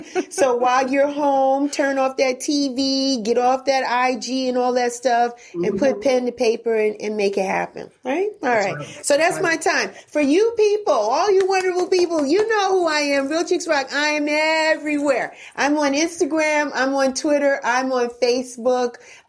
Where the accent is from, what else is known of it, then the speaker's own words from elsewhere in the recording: New York, United States; I grew up with him in New York, listening to him on the radio all the time.